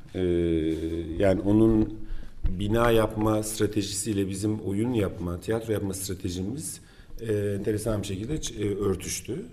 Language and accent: Turkish; Turkey; biz Türkler olarak